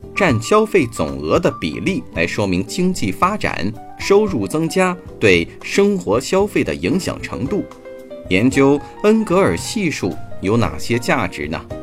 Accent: China; 我们中国人见了面，习惯地打一声招呼，吃了吗

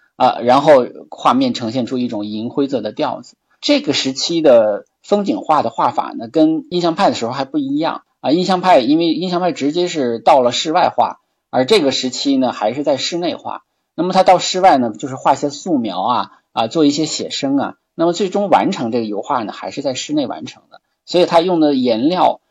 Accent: China; 我们中国人会，都会很喜欢啊

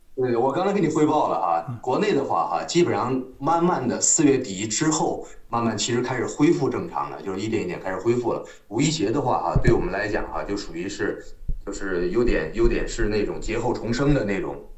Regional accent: northern China, China; moved away as an adult; also born or lived in Sichuan; now in Chongqing, China; 我是北方人，我是北方人。然后我来，我后来是因为在，在，我从小到大 高大了哈，就是生长在北方

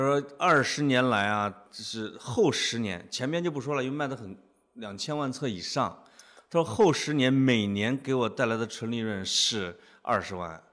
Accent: Henan, China; accent: Henan dialect; moved away as an adult; now in Beijing, China; 听见我们河南话了没

